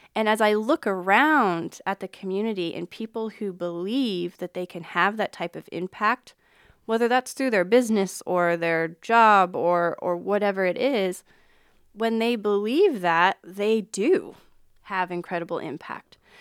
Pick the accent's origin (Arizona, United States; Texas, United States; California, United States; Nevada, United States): Nevada, United States; Reno; also born or lived in West Point, Nebraska / Omaha, Nebraska; now in Council Bluffs, United States; I grew up in Reno, Nevada, and then moved to a small town in West Point, Nebraska